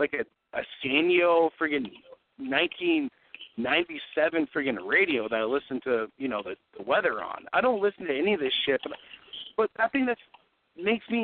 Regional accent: Vermont, United States; In Vermont. I'm a 12th generation Vermonter.

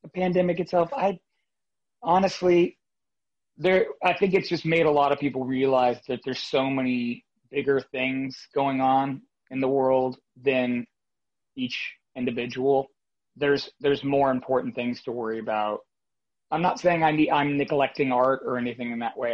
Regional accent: Fort Lauderdale, Florida, United States; also born or lived in New York City, United States; now in Nashville, United States; I'm originally from South Florida, Fort Lauderdale, Florida, but New York City and Brooklyn was my home for the last just about 15 years now

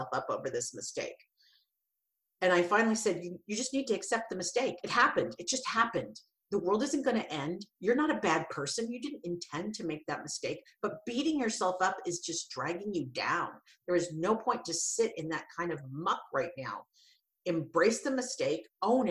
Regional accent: Santa Cruz, California, United States; I'm from Santa Cruz

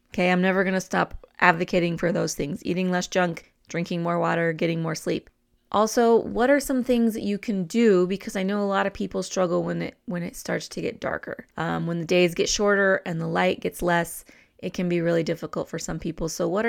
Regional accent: New Mexico, United States; I'm more of a roasted chili person because I'm from New Mexico.

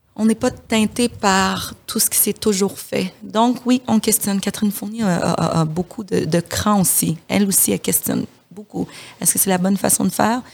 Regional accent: DR Congo; moved away; je suis de la République démocratique du, Congo.

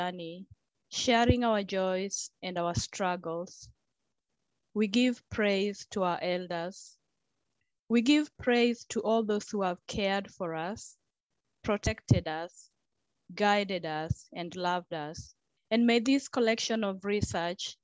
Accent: Kenya; now in New Zealand; being Kenyan

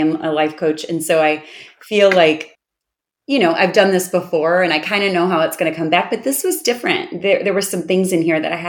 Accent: Chicago, Illinois, United States; moved away as an adult; now in Austin, United States; I live in Austin, but I'm from Chicago because I've lived there for 45 years

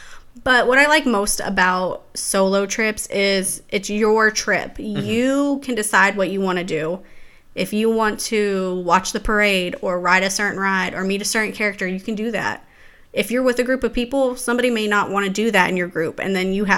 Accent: Texas, United States; now in Orlando, United States; I'm from Texas originally.

